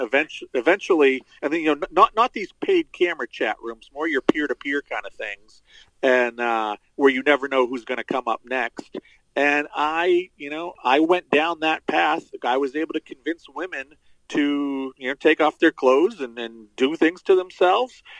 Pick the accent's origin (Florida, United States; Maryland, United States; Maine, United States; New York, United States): Maine, United States; Central; I was uh, born and raised in uh, Central Maine. Still live here.